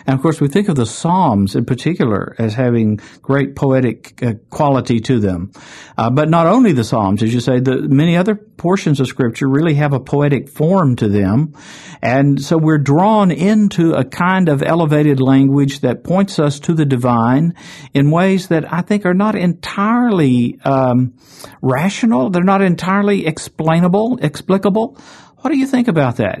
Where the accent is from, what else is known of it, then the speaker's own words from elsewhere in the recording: Chattanooga, Tennessee, United States; in my hometown of Chattanooga, Tennessee.